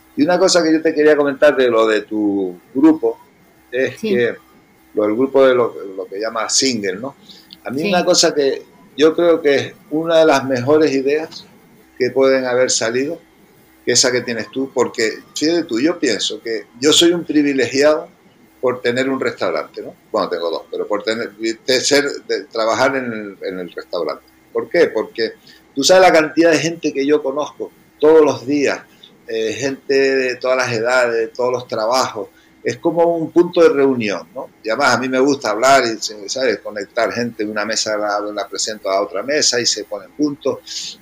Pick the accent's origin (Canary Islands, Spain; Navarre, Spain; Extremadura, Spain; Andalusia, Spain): Canary Islands, Spain; accent: Canarian; moved away as an adult; also born or lived in Los Angeles / United States; now in Madrid, Spain; yo soy, como notarás por mi acento, que bueno, tú ya lo sabes, pero, que lo esté oyendo, yo soy canario